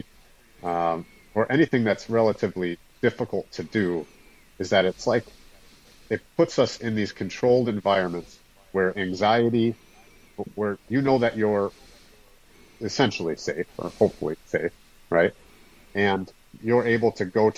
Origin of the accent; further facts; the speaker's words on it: Wisconsin, United States; I'm from Wisconsin